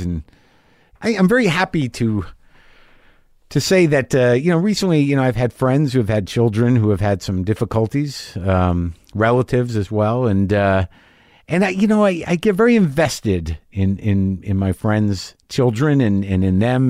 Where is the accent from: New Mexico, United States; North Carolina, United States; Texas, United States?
New Mexico, United States; moved away; also born or lived in New Jersey; I grew up in New Mexico